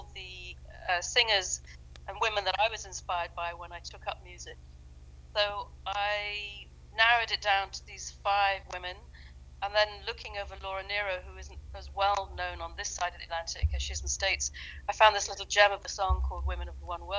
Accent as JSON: {"language": "English", "region": "London", "country": "United Kingdom", "tie": "born or raised there", "also_born_or_lived": "Dublin", "moved": "yes", "said": "I grew up in London."}